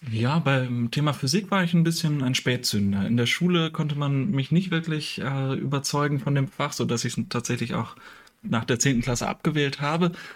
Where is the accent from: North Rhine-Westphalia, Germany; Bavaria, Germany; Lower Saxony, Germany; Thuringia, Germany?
Lower Saxony, Germany; a small village near Hamelin; moved away as an adult; also born or lived in Münster; ich komme ursprünglich aus einem kleinen Dorf in der Nähe von Hameln